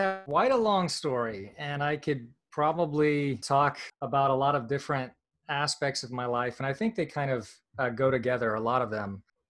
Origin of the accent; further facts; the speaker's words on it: Kentucky, United States; also born or lived in Virginia, United States; I was born in Virginia, but my family moved to Kentucky. So for the first 6 years of my life, I lived in rural Kentucky in the hills in a trailer park.